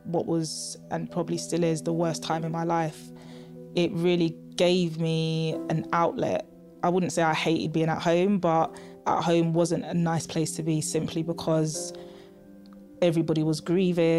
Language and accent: English; London, United Kingdom; Growing up in Tottenham, I was fortunate to have a family that could love and support me